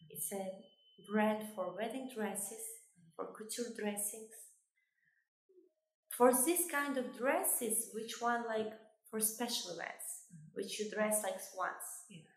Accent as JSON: {"language": "English", "country": "Kosovo", "moved": "yes", "lives_now": "UAE", "said": "I'm originally from Kosovo"}